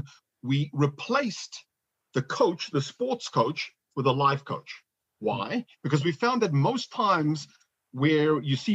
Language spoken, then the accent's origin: English; Johannesburg, Gauteng, South Africa; moved away; I was born in Johannesburg, South Africa